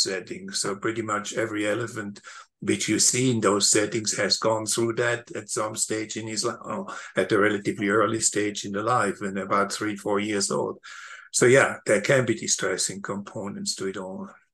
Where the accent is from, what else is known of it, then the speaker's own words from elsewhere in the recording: Switzerland; moved away; I grew up in Switzerland